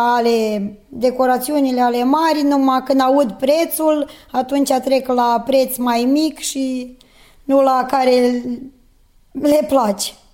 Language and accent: Romanian; Seleuš, Vojvodina, Serbia; sunt din Seleuș, sunt angajată la comunitatea locală din Seleuș